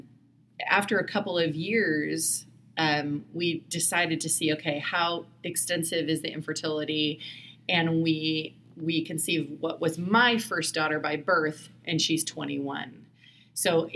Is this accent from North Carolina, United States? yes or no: no; Indiana, United States; moved away as an adult; also born or lived in Seattle, Washington / Bellingham, Washington; I grew up in Indiana